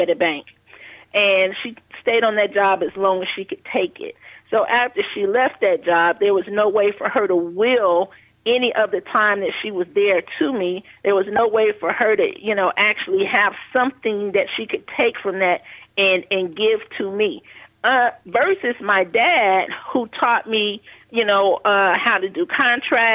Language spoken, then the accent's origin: English; Chicago, Illinois, United States; I grew up in Chicago on the West Side